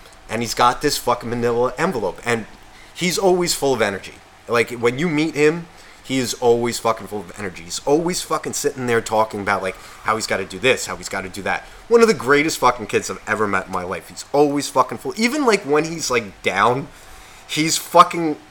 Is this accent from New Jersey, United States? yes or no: yes; Nutley, New Jersey, United States; where I grew up in Nutley